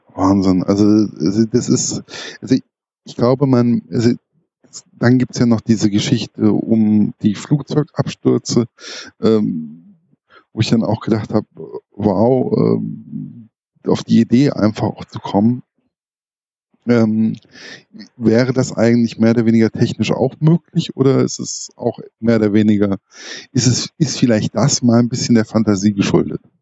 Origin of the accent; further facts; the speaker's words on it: Lumda valley, Hesse, Germany; ich komme aus dem Lumdatal